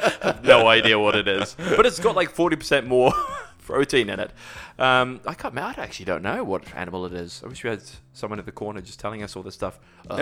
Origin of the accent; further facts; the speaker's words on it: Dubai, United Arab Emirates; also born or lived in England; So born there, then moved to the Middle East, Dubai, and lived there 14 years. Educated there, half my education, yeah.